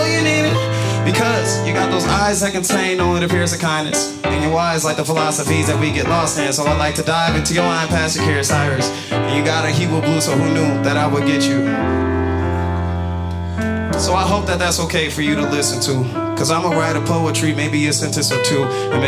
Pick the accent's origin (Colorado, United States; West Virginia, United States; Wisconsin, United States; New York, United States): New York, United States; Buffalo; I'm from Buffalo, New York originally. I'm a bit of a nomad.